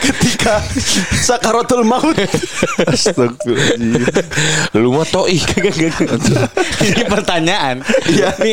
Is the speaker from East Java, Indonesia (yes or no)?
no; West Java, Indonesia; nah yang bikin gue malu emang gue orang Sunda nggak bisa dilepaskan dari apapun.